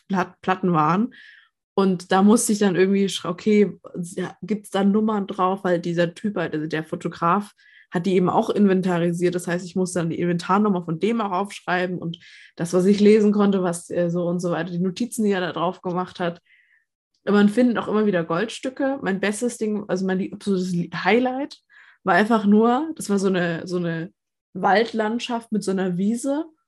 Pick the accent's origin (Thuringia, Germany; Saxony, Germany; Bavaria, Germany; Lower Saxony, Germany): Bavaria, Germany; Nuremberg; Ja, ich komme aus Nürnberg